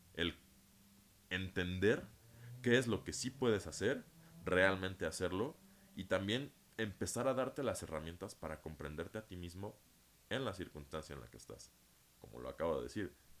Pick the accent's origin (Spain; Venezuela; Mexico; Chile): Mexico; Yo nací en México